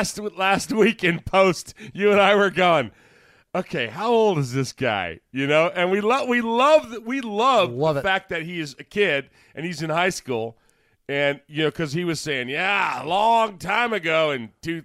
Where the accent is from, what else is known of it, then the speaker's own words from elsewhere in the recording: San Jose, California, United States; growing up in San Jose.